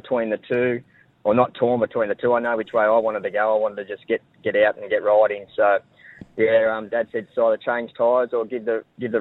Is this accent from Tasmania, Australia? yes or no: no; Wingham, New South Wales, Australia; I grew up in Wingham